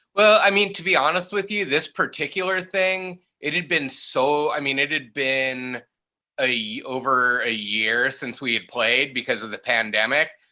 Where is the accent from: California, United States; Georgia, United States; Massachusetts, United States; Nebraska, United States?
California, United States; Palm Desert; I grew up technically I grew up in Palm Desert